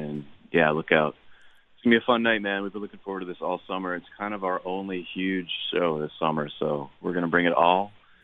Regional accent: Canada; As a Canadian

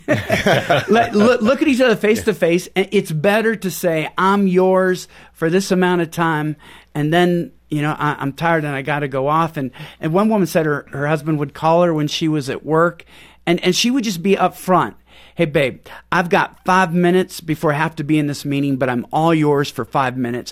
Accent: Pacific Northwest, United States; moved away as an adult; also born or lived in Houston; We're from Pacific Northwest.

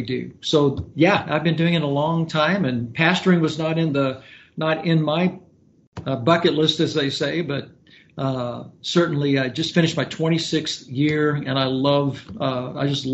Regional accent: Louisville, Kentucky, United States; now in Fort Smith, United States; I'm originally from Louisville, Kentucky, and I was just a kid that started playing in bands when I was 13

